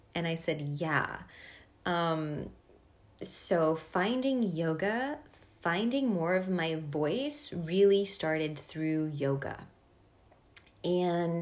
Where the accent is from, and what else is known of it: East Coast, United States; born or raised there; first language Hungarian; English is a second language; moved away as an adult; also born or lived in Boston / Hungarian household; now in San Francisco, United States